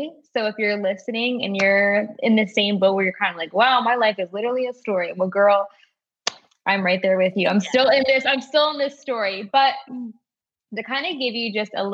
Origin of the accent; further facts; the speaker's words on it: Maryland, United States; So I'm from Maryland. I've been born and raised. I've lived in the same city for literally all of my life.